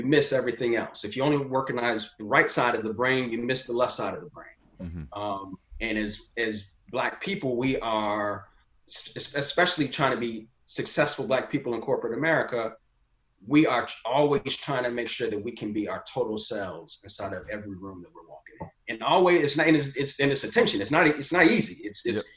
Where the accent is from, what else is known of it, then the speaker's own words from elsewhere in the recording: Chicago, Illinois, United States; also born or lived in Morehouse (Atlanta, Georgia); I grew up in the South suburbs of Chicago, but I was born on the South side of Chicago.